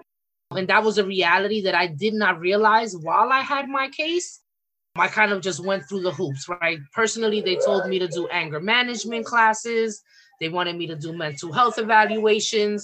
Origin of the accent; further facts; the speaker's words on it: New York City, New York, United States; I'm from the Bronx and from New York